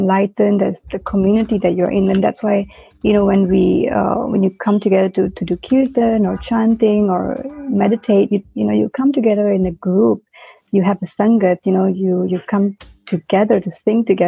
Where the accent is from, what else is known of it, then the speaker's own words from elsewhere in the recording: Singapore; moved away as an adult; I was born in Singapore, you know, grew up in that system, and then I worked for 9 years in Singapore